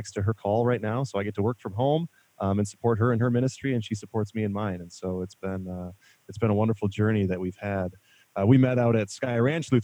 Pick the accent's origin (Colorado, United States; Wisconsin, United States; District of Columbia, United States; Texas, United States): Wisconsin, United States; La Crosse; I grew up in La Crosse, Wisconsin, so Sugar Creek was our local camp